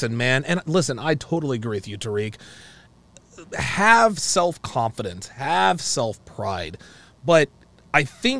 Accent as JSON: {"language": "English", "country": "United States", "said": "Like, I am proud to be an American. I love my country."}